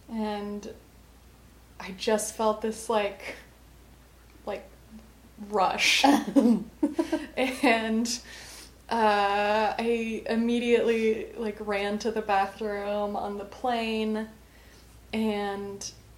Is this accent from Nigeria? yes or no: no; Colorado, United States; Because I'm from Colorado, it's at a pretty high altitude